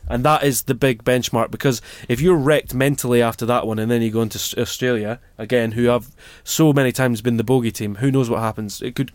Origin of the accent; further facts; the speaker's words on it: Dundee, Scotland, United Kingdom; Bearing in mind I'm from Dundee as well